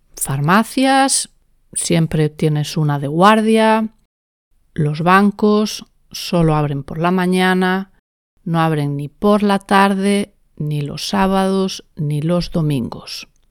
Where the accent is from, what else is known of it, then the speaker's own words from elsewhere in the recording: Spain; en España en general usamos la palabra mediodía